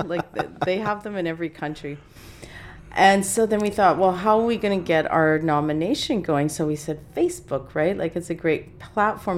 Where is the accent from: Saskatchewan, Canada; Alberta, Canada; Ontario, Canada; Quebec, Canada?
Saskatchewan, Canada; growing up in Saskatchewan